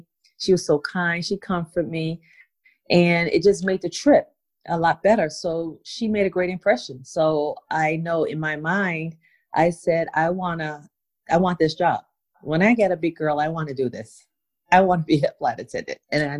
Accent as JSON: {"language": "English", "town": "Schenectady", "region": "New York", "country": "United States", "tie": "born or raised there", "also_born_or_lived": "Bermuda / England", "said": "So we relocated, and family and I, we went upstate New York. So that's where I did most of my schooling and grew up, upstate New York. In Schenectady, Albany, the capital of New York."}